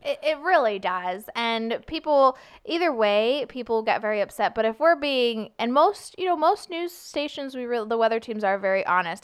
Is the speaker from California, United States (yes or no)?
yes; Sunnyvale, California, United States; moved away as an adult; also born or lived in Portland, Oregon; now in St. Louis, United States; I'm from Sunnyvale, California